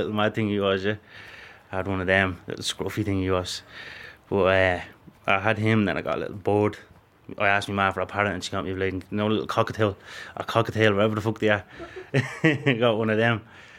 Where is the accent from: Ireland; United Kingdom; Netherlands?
Ireland; Dublin, Leinster; From Coolock, I grew up in Coolock all my life. I'm 27, now I'm 28 on Friday.